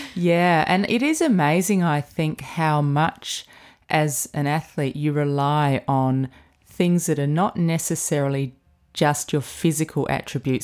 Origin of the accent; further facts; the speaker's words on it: Adelaide, South Australia, Australia; growing up in Adelaide, which is the nearest big city to the southeast where you grow up